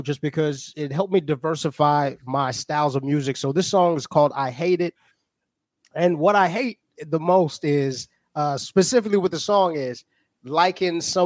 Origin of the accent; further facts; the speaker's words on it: South Africa; now in Oklahoma, United States; Zulu is my tribe. I'm from South Africa originally